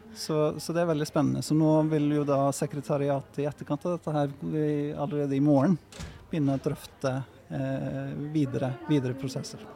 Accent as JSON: {"language": "Norwegian", "country": "Iceland", "also_born_or_lived": "Norway", "second_language": "Norwegian", "moved": "as an adult", "lives_now": "Bergen, Norway", "said": "jeg er jo islending, som du kanskje hørte på prestasjonen her i sted. Men, eh, og kom til Norge for å studere arkitektur"}